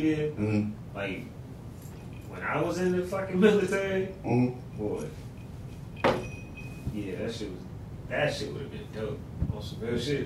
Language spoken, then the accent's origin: English; Norfolk, Virginia, United States; I'm from Norfolk. Uh-huh. I'm right from here. I'm from the Norview area